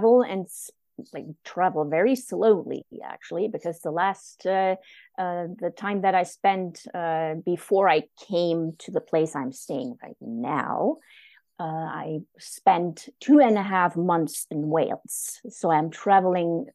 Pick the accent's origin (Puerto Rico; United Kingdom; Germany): Germany; East Germany; moved away as an adult; also born or lived in Japan; I grew up in the German Democratic Republic in East Germany